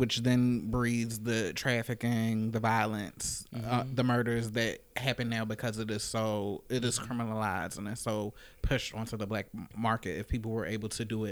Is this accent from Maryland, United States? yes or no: yes; Baltimore, Maryland, United States; moved away as an adult; now in Chicago, United States; I'm originally from Baltimore, Maryland.